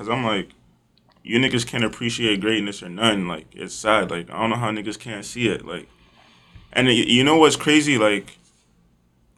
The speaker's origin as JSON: {"language": "English", "town": "Brampton", "region": "Ontario", "country": "Canada", "tie": "born or raised there", "also_born_or_lived": "Montreal, Canada / Nigeria", "said": "Then I came to Brampton. That's where I've been for like most of my life"}